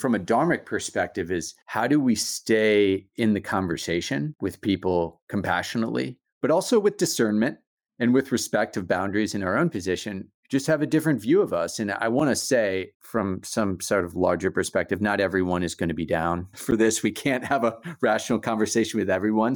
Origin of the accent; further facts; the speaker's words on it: United States; moved away; I'm making sense of myself also as an American